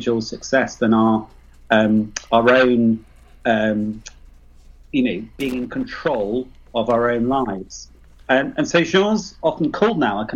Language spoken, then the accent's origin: English; United Kingdom; accent: British; also born or lived in Leicester; Well, I was born near London, so I'm extremely British.